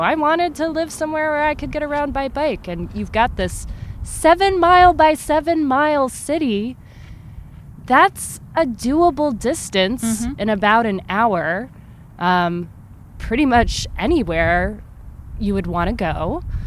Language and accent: English; Michigan, United States; moved away; I'm from Michigan, where if you were to bike there for much of the year, um, you'd be eating like a steak's worth of mosquitoes